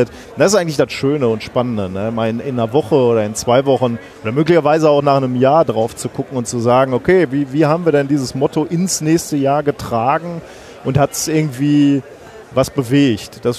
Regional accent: North Rhine-Westphalia, Germany; komm aus dem Ruhrgebiet, ist alles eh egal.

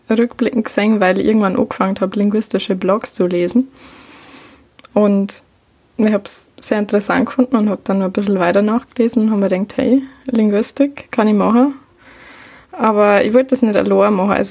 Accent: Bavaria, Germany; now in Vienna, Austria; Ich bin eigentlich aus Niederbayern. Also wahrscheinlich hat man mir das sowieso an meinem Dialekt auch, den ich jetzt einfach mal beibehalte.

